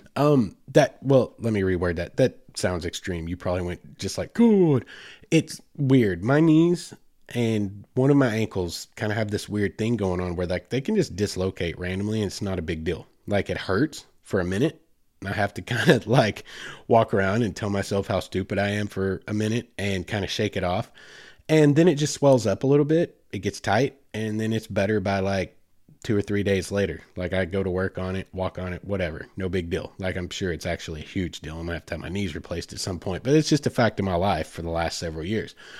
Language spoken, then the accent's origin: English; Oklahoma, United States; I grew up in Oklahoma